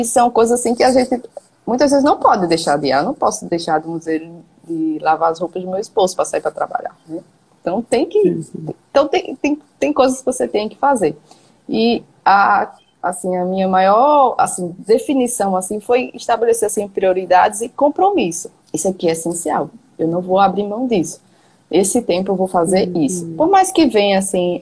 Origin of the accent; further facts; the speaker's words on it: João Pessoa, Paraíba, Brazil; eu sou aqui de João Pessoa, na Paraíba